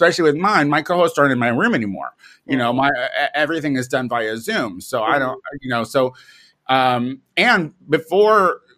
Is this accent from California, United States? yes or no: no; Illinois, United States; moved away as an adult; also born or lived in Chicago, United States; now in Los Angeles, United States; I live out in Los Angeles now, but I'm originally from Illinois, where I started, and I lived in Chicago